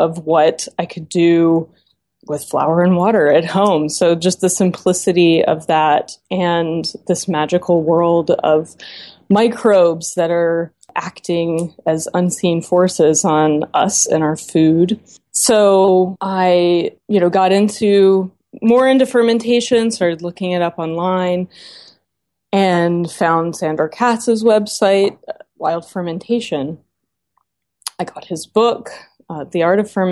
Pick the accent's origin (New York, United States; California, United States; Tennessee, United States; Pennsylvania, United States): Tennessee, United States; Memphis; moved away; also born or lived in Knoxville, Tennessee; I grew up in Memphis, Tennessee